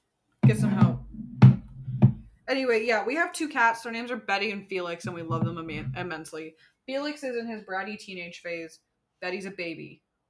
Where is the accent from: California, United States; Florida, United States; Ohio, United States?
California, United States; Southern; I'm from Southern California